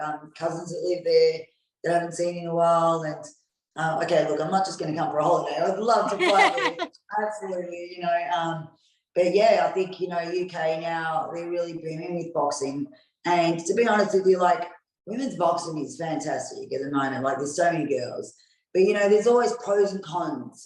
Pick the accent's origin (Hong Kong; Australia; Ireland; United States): Australia; I'm Australian, born and raised in Australia